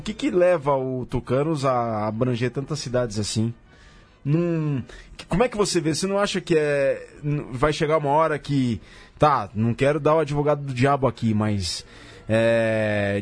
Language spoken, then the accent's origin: Portuguese; interior of São Paulo, Brazil; eu sou do interior de São Paulo